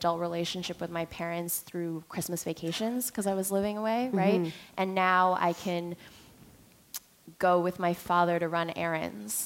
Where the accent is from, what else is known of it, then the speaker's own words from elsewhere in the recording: Montreal, Quebec, Canada; moved away as an adult; now in New York, United States; growing up in Montreal, I was on student council and was an athlete